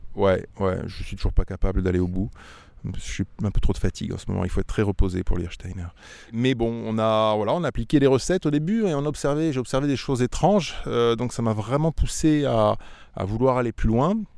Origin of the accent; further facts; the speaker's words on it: Auvergne-Rhône-Alpes, France; moved away as an adult; also born or lived in Lyon / Régnié (Beaujolais); now in Régnié, France; Moi, je suis auvergnat d'origine